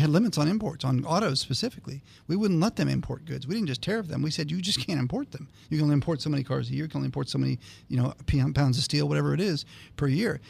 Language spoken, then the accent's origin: English; Northern Ohio, United States; moved away; I grew up in Northern Ohio